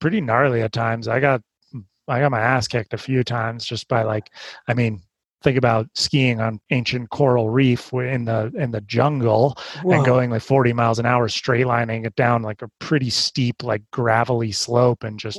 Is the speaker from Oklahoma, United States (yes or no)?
no; Santa Cruz, California, United States; also born or lived in Squaw Valley, California; I grew up surfing because I grew up in Santa Cruz